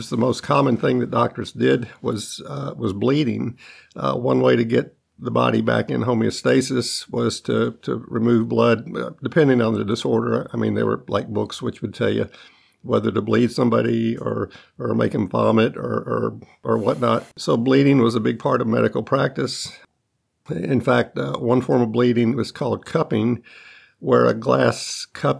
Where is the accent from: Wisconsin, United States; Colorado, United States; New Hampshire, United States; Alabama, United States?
Alabama, United States; North; I grew up in North Alabama.